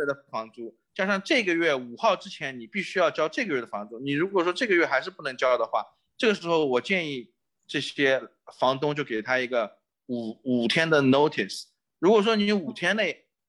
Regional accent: China; now in Chicago, United States; 我们中国人

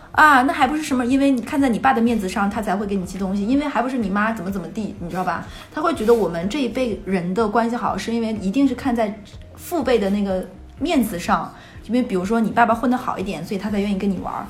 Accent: Northeast China, China; moved away; 因为我们东北这边二婚是在晚上

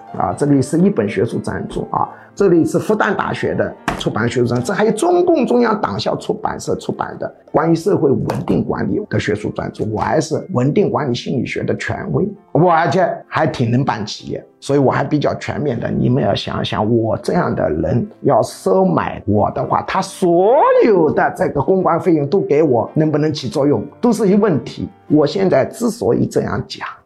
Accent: China; 我们中国人

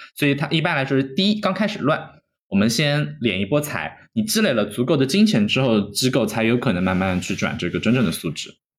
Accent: China; moved away; 我们在国内长大

